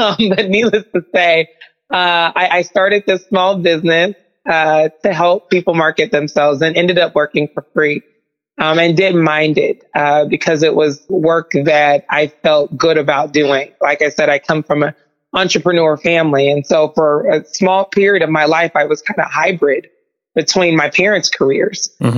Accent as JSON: {"language": "English", "region": "Mississippi", "country": "United States", "also_born_or_lived": "Oklahoma", "said": "I came to Drake in 2004, from the state of Oklahoma. I'm originally from Mississippi"}